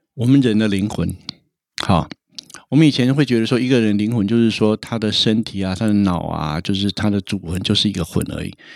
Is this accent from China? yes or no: no; Taiwan; 我们台湾人